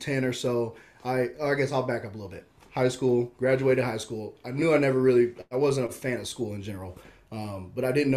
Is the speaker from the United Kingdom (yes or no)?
no; Omaha, Nebraska, United States; So born in Omaha, man, Midtown is where I've grown up. My mom still lives there. We grew up in a house just off of Dodge Street